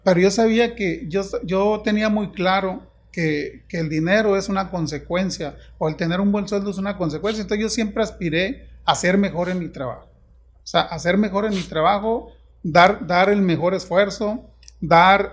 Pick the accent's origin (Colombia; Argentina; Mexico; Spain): Mexico; Juan José Ríos, Sinaloa; moved away as an adult; now in Ciudad Obregón, Mexico; yo soy originario de Mochis, de un pueblo de cerca de Mochis. Juan José Río se llama el pueblo